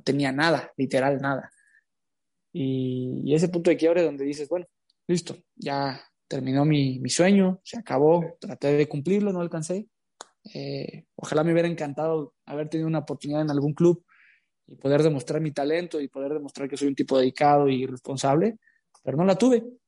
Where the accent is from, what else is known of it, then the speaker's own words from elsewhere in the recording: Tepatitlán de Morelos, Jalisco, Mexico; moved away as an adult; now in Querétaro, Mexico; nací en Tepatitlán de Morelos, Jalisco